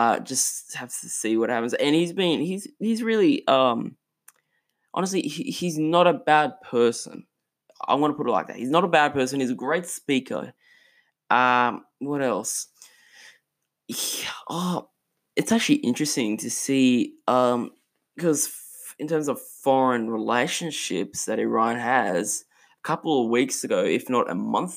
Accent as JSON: {"language": "English", "country": "Australia", "said": "in Australia, my home country"}